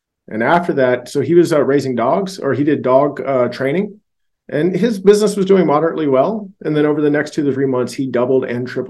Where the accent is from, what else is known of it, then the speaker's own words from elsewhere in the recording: Georgia, United States; also born or lived in Louisiana; I was raised in Georgia and I was born in Louisiana